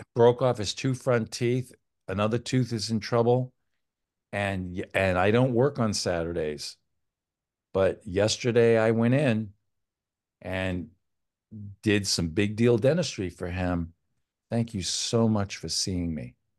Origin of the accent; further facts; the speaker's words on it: Old Town, Maine, United States; now in Connecticut, United States; I grew up in Old Town, Maine